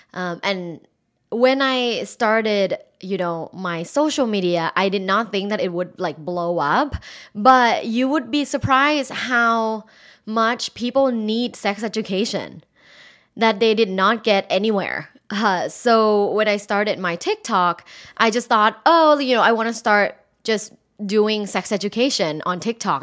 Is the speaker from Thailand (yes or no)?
yes; Thailand; moved away as an adult; I'm originally from Thailand